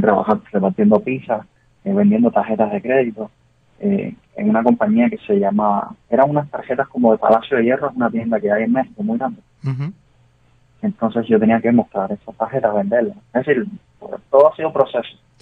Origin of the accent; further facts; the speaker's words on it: Cuba; moved away as an adult; now in United States; Cuba para mí es, primero que todo, es sangre, es crianza, es obviamente tu raíz